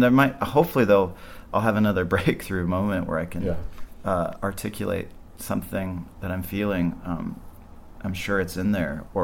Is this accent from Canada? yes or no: yes; Vancouver Island, British Columbia, Canada; also born or lived in Montreal / New York; now in Los Angeles, United States; I grew up on Vancouver Island